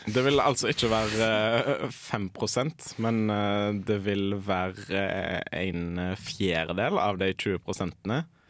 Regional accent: Haugesund, Rogaland, Norway; jeg bruker havet på hjemme i Haugesund

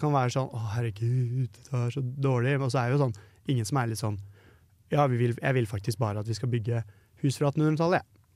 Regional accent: Oslo, Norway; moved away as an adult; now in Trondheim, Norway; jeg er fra Oslo

